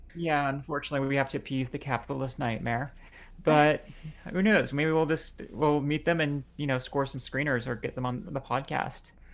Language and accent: English; Lebanon; now in United States; I'm bi trans Lebanese